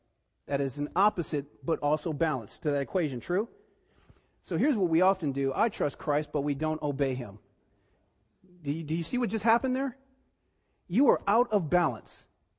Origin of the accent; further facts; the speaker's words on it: East Cleveland, Ohio, United States; I grew up in East Cleveland, and, you know, it was a time when, you know, I didn't grow up with my dad